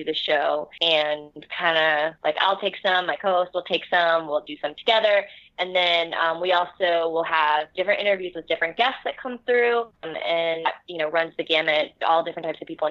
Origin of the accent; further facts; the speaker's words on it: South Florida, United States; now in Philadelphia, United States; I grew up in South Florida